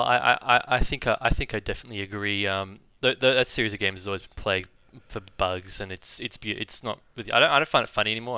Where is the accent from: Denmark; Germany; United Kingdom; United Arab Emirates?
United Arab Emirates; Dubai; moved away; I grew up in the United Arab Emirates in Dubai